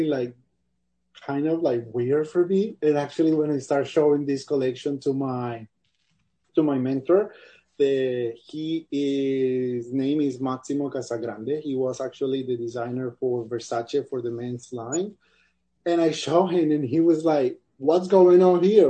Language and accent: English; Cali, Valle del Cauca, Colombia; moved away; the city I grew up, or actually in Colombia